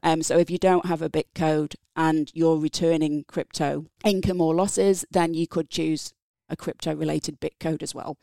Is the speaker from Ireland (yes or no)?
no; England, United Kingdom; accent: English; moved away as an adult; also born or lived in Napier, Hawke's Bay, New Zealand; now in New Zealand; So from my accent, English. Grew up in England